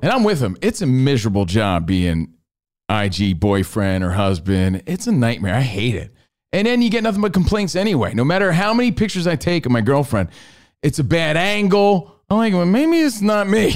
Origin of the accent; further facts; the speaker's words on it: New Jersey, United States; I was from New Jersey